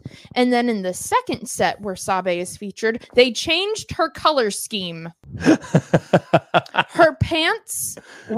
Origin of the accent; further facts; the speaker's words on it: West Michigan, United States; I'm from West Michigan.